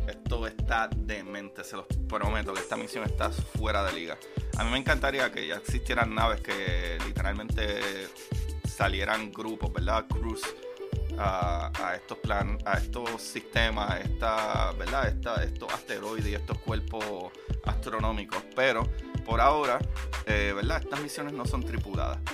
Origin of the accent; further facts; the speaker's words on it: Puerto Rico; yo soy puertorriqueño, yo no digo hablar, yo digo hablar